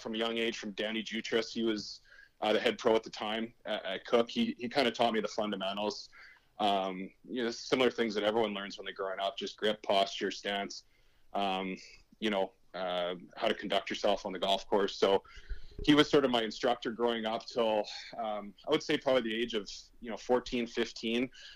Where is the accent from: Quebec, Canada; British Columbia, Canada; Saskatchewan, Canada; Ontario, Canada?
Saskatchewan, Canada; Prince Albert; I love Prince Albert. It was a great place to grow up.